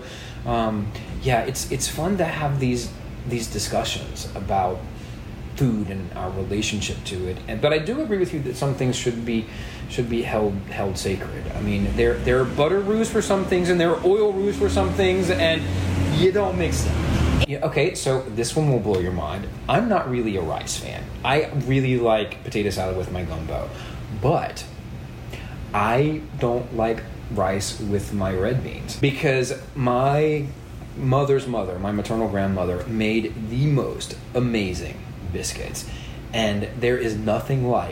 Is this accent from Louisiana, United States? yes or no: yes; Louisiana, United States; My family roots in Louisiana go back to the late 1710s or to the 1720s.